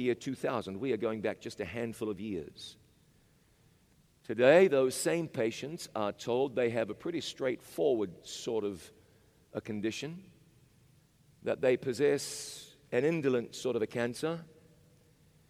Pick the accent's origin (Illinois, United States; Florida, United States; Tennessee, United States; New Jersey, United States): Tennessee, United States; Chattanooga; In Chattanooga, Tennessee, my hometown